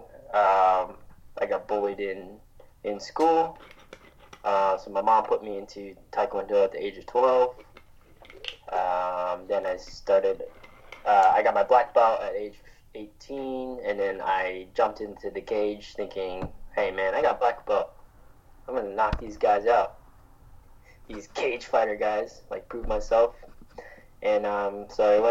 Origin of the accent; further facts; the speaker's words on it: South Dakota, United States; moved away as an adult; also born or lived in Thailand; now in Australia; my hometown in South Dakota